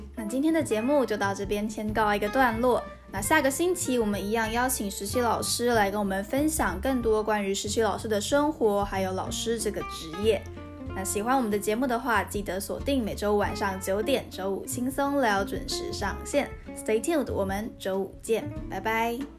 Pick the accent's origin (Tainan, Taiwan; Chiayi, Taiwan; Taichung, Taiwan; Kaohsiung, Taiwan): Tainan, Taiwan; moved away as an adult; also born or lived in Taipei; 我们台南人嘛， 我大一，我们刚到台北的时候